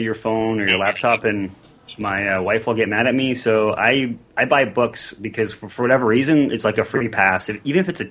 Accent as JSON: {"language": "English", "country": "Canada", "said": "I'm a Canadian that can't skate"}